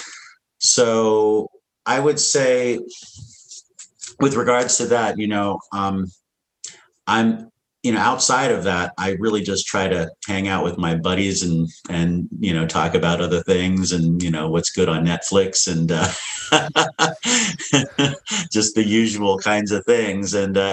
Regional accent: Washington, District of Columbia, United States; also born or lived in San Francisco / Ithaca; by the time I was born in San Francisco and, you know, 5 years later, my dad gotten a job in Ithaca, New York at Cornell University. But then by the time I was seven, we were moving to Washington, D.C.

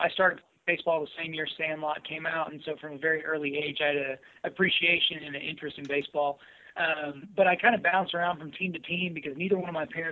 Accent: Southwest Oklahoma, United States; also born or lived in Edmond, Oklahoma; I grew up in Southwest Oklahoma

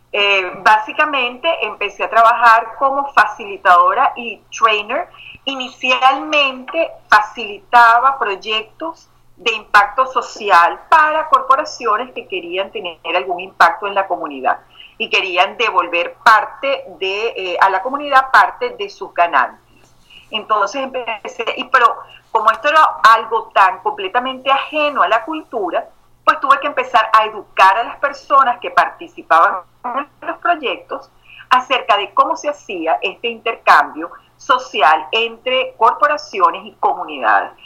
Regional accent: Venezuela; moved away as an adult; now in Houston, United States; me crié en Venezuela

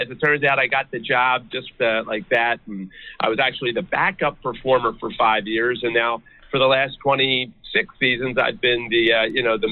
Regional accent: just outside of Philadelphia, Pennsylvania, United States; I was born and raised just outside of Philadelphia.

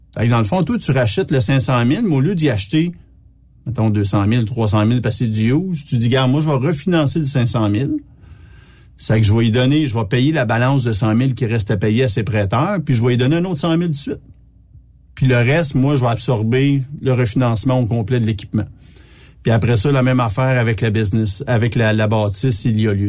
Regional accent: Petite-Nation, Quebec, Canada; Je suis même pas un bleuet, je suis un gars de la petite nation

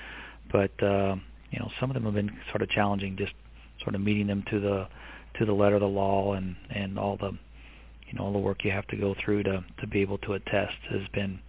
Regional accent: Evansville, Indiana, United States; moved away; my hometown in Evansville, Indiana

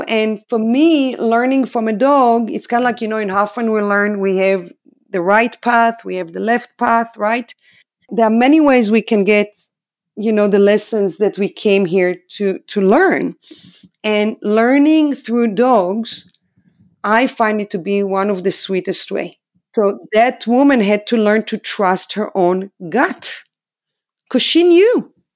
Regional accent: Israel; English is a second language; moved away as an adult; I'm from Israel, obviously. I'm a foreigner here.

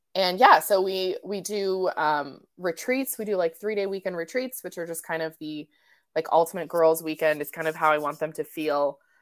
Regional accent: Colorado, United States; moved away as an adult; also born or lived in Portland / Bend; now in Olympic Peninsula, United States; I was raised in Colorado, um, and I moved out to the Northwest when I was, like, I think eighteen

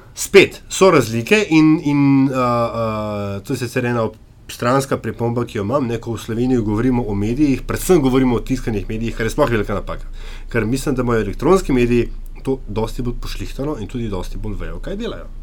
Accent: Slovenia; Slovenci smo

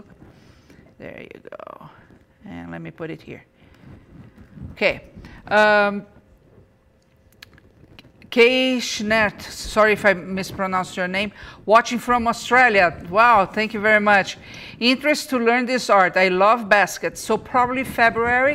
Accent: Brazil; moved away; I'm from Brazil

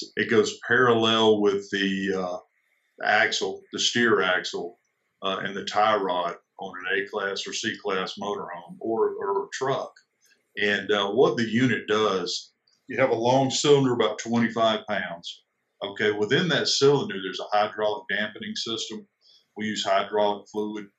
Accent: South Carolina, United States; I'm originally from South Carolina.

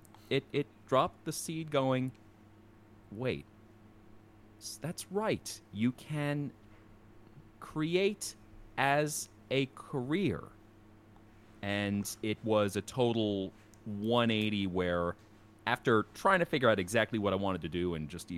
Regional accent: outside the Philadelphia area, New Jersey, United States; now in Dallas, United States; I grew up outside the Philadelphia area

